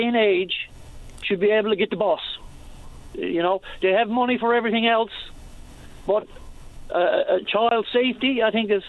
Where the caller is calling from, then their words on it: Torbay, Newfoundland and Labrador, Canada; I'm calling from Torbay